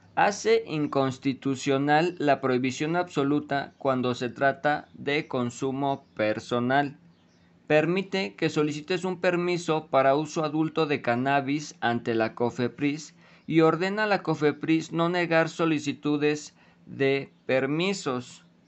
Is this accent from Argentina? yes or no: no; Mexico; nosotros como mexicanos